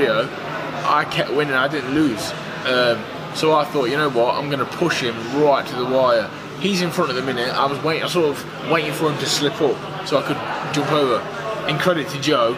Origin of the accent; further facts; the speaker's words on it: Burton upon Trent, West Midlands, United Kingdom; I'm from Burton-on-Trent. We make beer. I grew up drinking pints of beer.